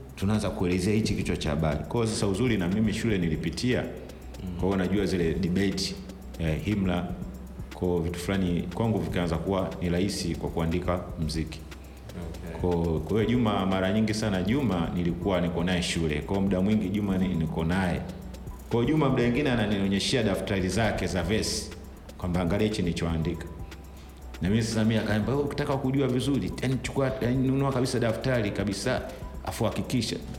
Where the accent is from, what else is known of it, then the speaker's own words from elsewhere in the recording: Dar es Salaam, Tanzania; also born or lived in Ilala / Temeke; Nimezaliwa hospitali ya Mwimbili hapa Dar es Salaam